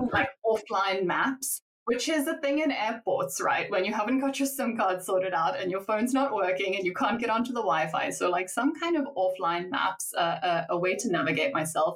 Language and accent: English; South Africa; I'm from South Africa, so it's the place I grew up